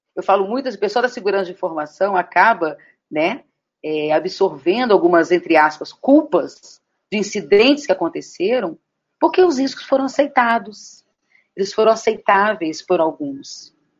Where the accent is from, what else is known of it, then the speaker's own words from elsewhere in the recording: Brasília, Federal District, Brazil; sou de Brasília